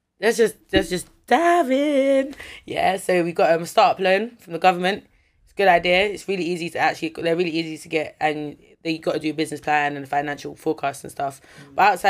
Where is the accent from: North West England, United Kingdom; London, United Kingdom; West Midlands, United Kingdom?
London, United Kingdom; Like, obviously, I'm from South London, innit? So, people who know me, like, know me, innit? Yeah, yeah, but this, I'm a happy persona, but I grew up in the ends, innit?